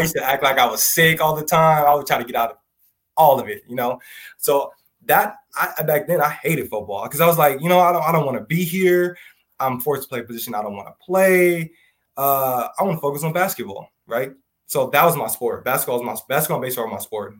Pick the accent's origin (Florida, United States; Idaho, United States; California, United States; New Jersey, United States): California, United States; Southern; born or raised there